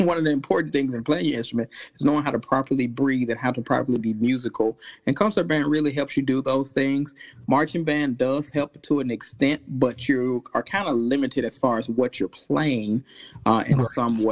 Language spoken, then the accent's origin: English; Arkansas, United States; moved away as an adult; also born or lived in Texas; now in South Carolina, United States; I'm from originally from Arkansas